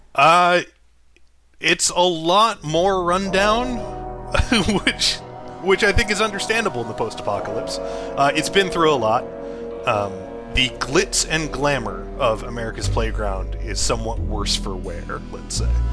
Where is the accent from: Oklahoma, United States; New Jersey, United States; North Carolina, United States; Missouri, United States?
New Jersey, United States; as a native New Jerseyan